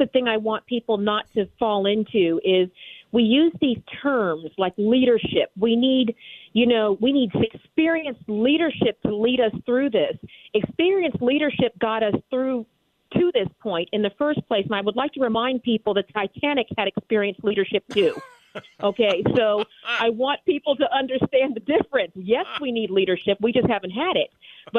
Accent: Texas, United States; born there; I was born in Texas. I have Texas tea running through my veins and two military parents.

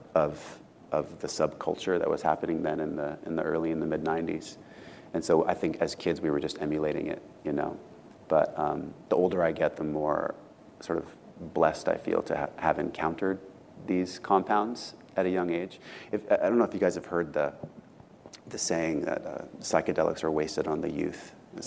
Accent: Southern California, United States; growing up in Southern California

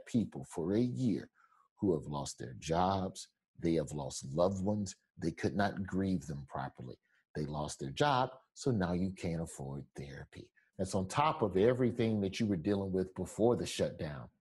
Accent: Alabama, United States; moved away; I'm from Alabama where they got a carpool to drive three counties over just to get to a polling station

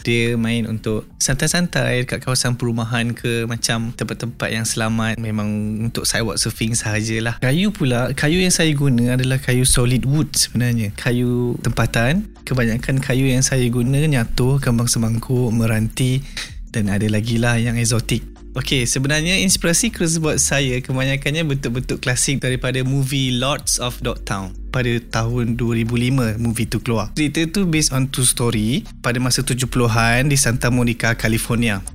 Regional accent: Bandar Baru Bangi, Selangor, Malaysia; Saya berasal daripada Bandar Baru Bangi dan menetap pun di Bandar Baru Bangi.

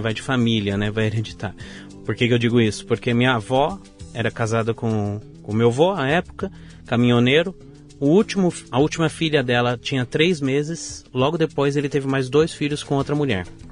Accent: São Bernardo do Campo, São Paulo, Brazil; also born or lived in Vila Prudente, São Paulo; Eu nasci na Vila Prudente, São Paulo, e sou criado desde os meus dois anos de idade em São Bernardo do Campo

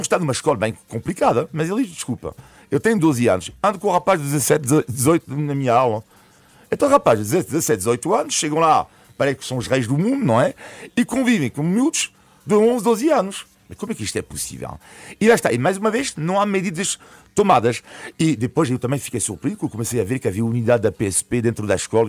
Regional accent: France; now in Portugal; o meu país de origem, a França, onde nasci

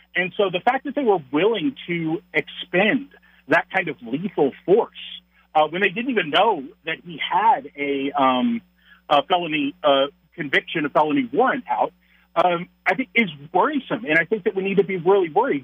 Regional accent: Texas, United States; moved away as an adult; now in La Crosse, United States; I am a Texan. I was born and raised in Texas, um, but we moved. Uh, my wife and I moved up north

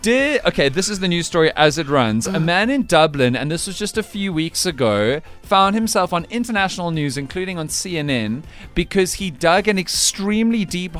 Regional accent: Scotland, United Kingdom; We're Scottish.

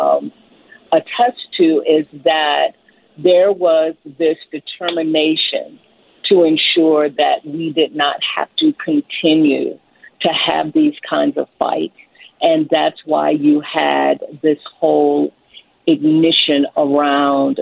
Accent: Baton Rouge, Louisiana, United States; I am from Baton Rouge, Louisiana

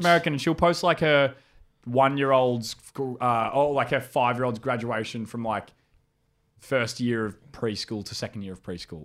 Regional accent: Howlong, New South Wales, Australia; I grew up in a hou-, in a town called Howlong

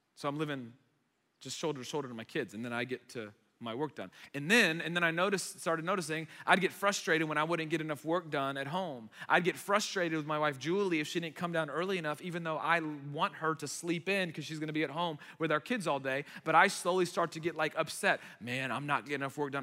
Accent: United States; first language Arabic; English is a second language; they immigrated here to the United States and I was born here

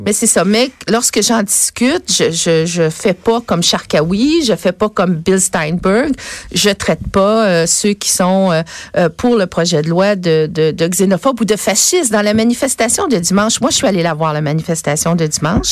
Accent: Quebec, Canada; je suis une vraie québécoise

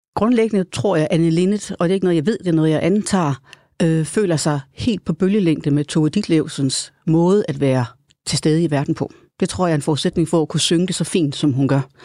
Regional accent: Hadsten, Central Denmark Region, Denmark; jeg gik på øh, Amtsgymnasiet i Hasten, som ligger mellem Aarhus og Randers, hvor jeg voksede op

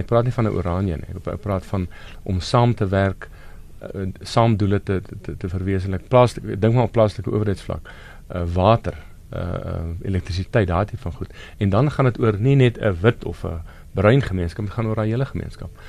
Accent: South Africa; as Suid-Afrikaners en as minderhede

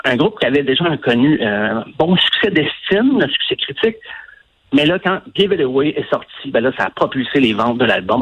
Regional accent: Quebec, Canada; also born or lived in Sherbrooke; J'ai quitté mon patelin, j'allais au cégep

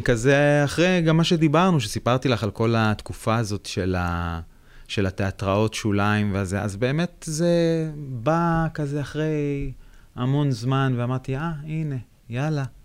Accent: Beit Shemesh, Jerusalem District, Israel; אני גדלתי בבית שמש

